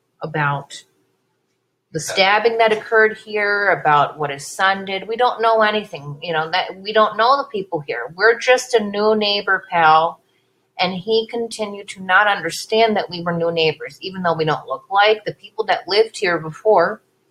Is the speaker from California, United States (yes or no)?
yes; Bay Area, California, United States; moved away; we're from the Bay Area, and that's what we look like. We look like we're from the Bay Area. We don't look like we're from around here.